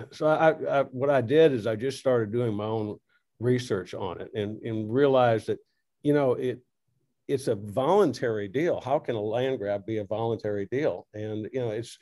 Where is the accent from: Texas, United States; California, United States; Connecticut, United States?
Texas, United States; Corpus Christi; I was raised in Corpus